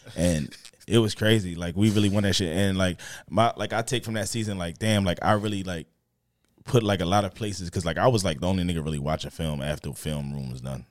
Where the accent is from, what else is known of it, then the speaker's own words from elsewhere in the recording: Philadelphia, Pennsylvania, United States; grew up in, uh, in Northeast at first. I was in Northeast until, like, fourth grade